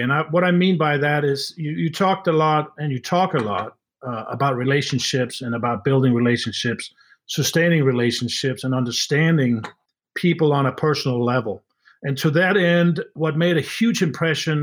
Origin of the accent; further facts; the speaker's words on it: Denmark; now in United States; I'm from Denmark